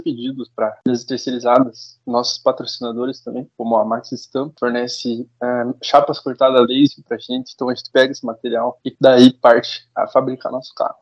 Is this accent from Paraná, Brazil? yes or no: yes; Curitiba, Paraná, Brazil; Sou aqui de Curitiba mesmo.